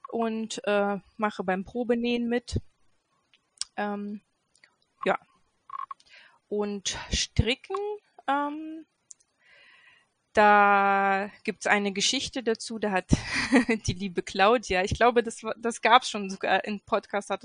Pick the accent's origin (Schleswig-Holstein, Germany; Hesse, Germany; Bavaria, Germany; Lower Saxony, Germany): Lower Saxony, Germany; Göttingen; Ähm, ich komme aus Göttingen ähm, und wohne ähm, in Geismar hier in Göttingen mit ähm, meinem Mann und drei Kids.